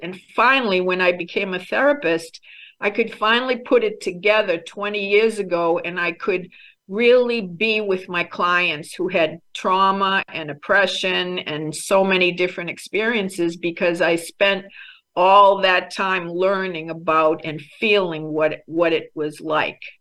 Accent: Boston, Massachusetts, United States; moved away; also born or lived in Ghana / Albania; I was raised in American, Irish American Catholic family in Boston

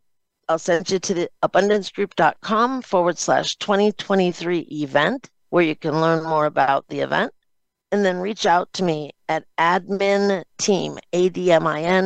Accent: Chicago, Illinois, United States; also born or lived in Cleveland, Ohio; I was born in Cleveland, Ohio, moved to Chicago, Illinois when I was in the third grade.

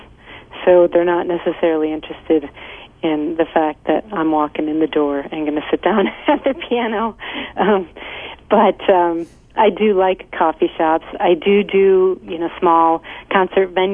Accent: Midwest, United States; also born or lived in Lake Michigan; now in Southern California, United States; I'm from the Midwest

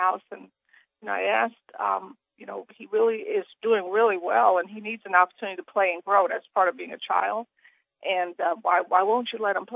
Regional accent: New York City, New York, United States; I grew up poor in Brooklyn in a project

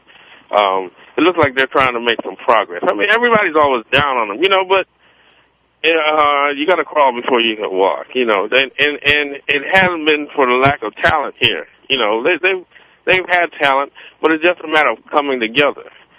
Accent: New York City, New York, United States; moved away as an adult; also born or lived in Phoenix area (the Valley), Arizona; now in Phoenix area, United States; I'm originally from New York. I'm from Brooklyn, New York

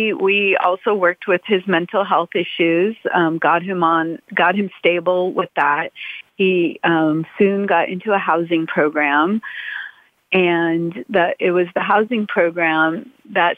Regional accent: Los Angeles, California, United States; I grew up in Brentwood.

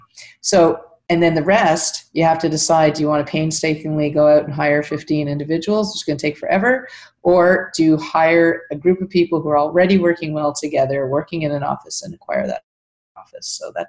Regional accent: Canada; my business partner we're both dual citizens, we're both Canadian

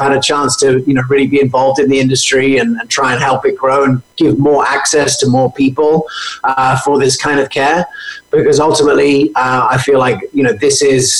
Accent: England, United Kingdom; also born or lived in United States; I grew up in England, but I was born in America

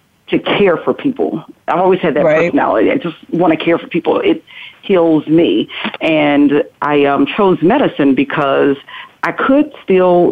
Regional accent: North Carolina, United States; I am originally from North Carolina

